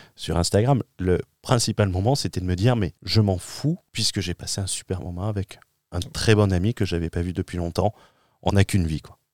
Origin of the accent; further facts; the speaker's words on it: France; moved away as an adult; mon retour en France je rentre en France d'une expatriation